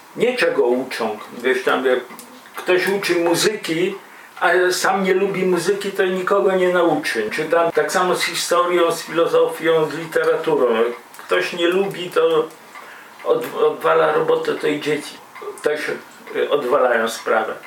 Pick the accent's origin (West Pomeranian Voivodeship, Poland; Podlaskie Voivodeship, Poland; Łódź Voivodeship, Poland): Podlaskie Voivodeship, Poland; a village near Białystok; Ja też z bardzo prostej rodziny robotniczo-chłopskiej pochodzę i ze wsi, spod Białego Stoku